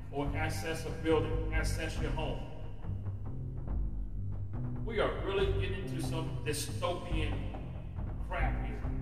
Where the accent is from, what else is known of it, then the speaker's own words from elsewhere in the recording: United States; as an American citizen